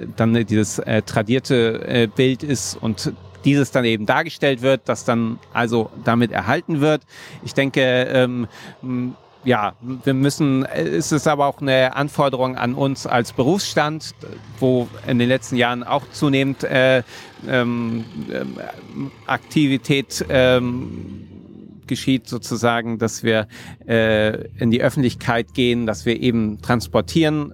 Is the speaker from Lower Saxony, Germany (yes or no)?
no; Magdeburg, Saxony-Anhalt, Germany; Ich bin in Magdeburg geboren